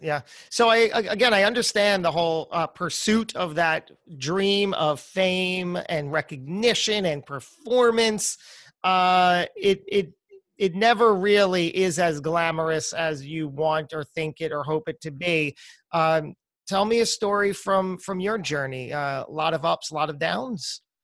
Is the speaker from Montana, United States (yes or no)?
no; New Jersey, United States; moved away as an adult; also born or lived in New York; I was born and raised in New Jersey